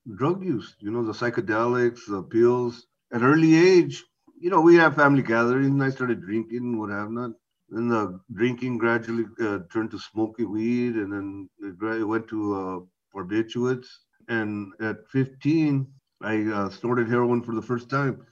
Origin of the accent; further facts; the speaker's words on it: Navarro, Orange County, California, United States; I grew up in Navarro, in Orange County.